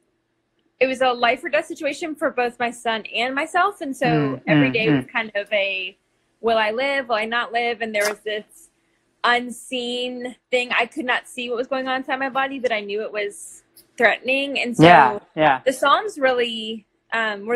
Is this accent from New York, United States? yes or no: no; Dallas, Texas, United States; moved away as an adult; also born or lived in San Jose, California / Michigan; now in Arkansas, United States; I grew up in Dallas, mostly, Texas